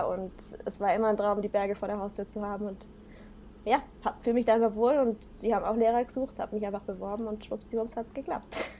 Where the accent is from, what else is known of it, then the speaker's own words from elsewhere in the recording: Black Forest, Baden-Württemberg, Germany; also born or lived in Singapore; ich bin im Schwarzwald aufgewachsen